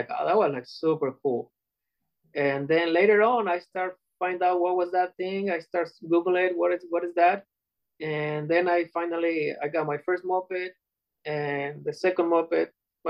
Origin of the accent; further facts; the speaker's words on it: Puerto Vallarta, Jalisco, Mexico; now in United States; Puerto Vallarta, Mexico.